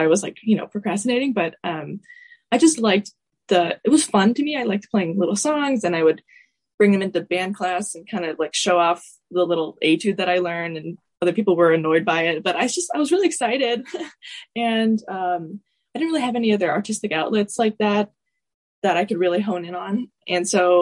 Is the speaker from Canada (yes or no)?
no; Atlanta, Georgia, United States; my most major teacher growing up in Atlanta was Elizabeth Cook Tishon